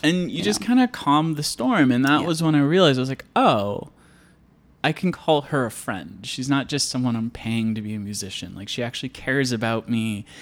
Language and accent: English; Iowa, United States; I grew up in Iowa, eh, on a farm